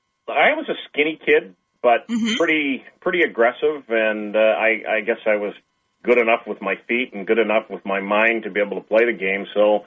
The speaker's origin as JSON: {"language": "English", "town": "Burlington", "region": "Ontario", "country": "Canada", "tie": "born or raised there", "said": "growing up in Burlington gave us a really progressive environment."}